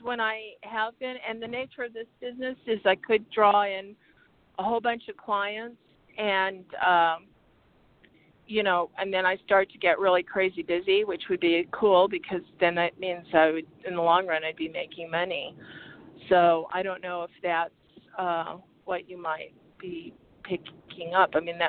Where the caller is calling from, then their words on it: Arizona, United States; calling from Arizona.